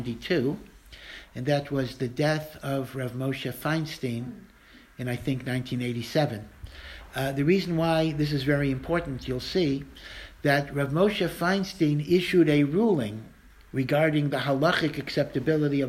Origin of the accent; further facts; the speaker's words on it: Maryland, United States; moved away; I'm from Maryland.